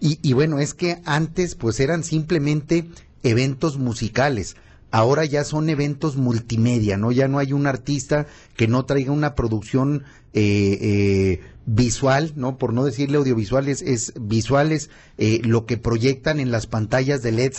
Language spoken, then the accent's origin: Spanish; Zacatecas, Mexico; los zacatecanos somos entrones